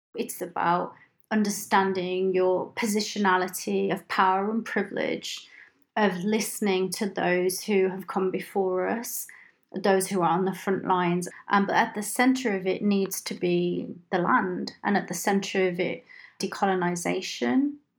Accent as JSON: {"language": "English", "region": "Punjab", "country": "India", "said": "I come from the Punjab in India"}